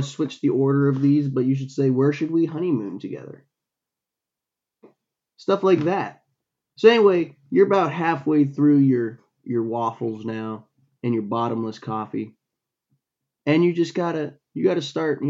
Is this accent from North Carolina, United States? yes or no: no; Florida, United States; moved away as an adult; now in New York, United States; I grew up in Florida